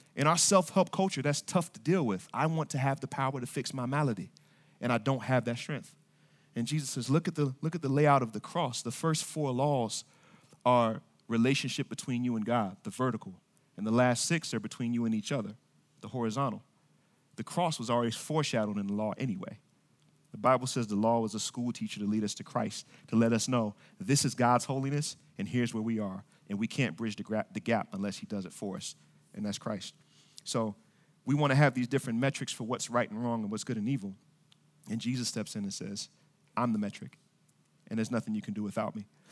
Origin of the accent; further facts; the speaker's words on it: Kansas City, Missouri, United States; now in Norfolk, Virginia, United States; I was born in Kansas City, Missouri